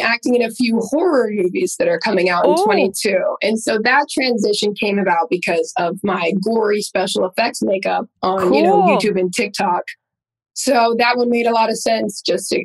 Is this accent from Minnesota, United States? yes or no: no; Pittsburgh, Pennsylvania, United States; moved away as an adult; now in Los Angeles, United States; I'm from Pittsburgh, Pennsylvania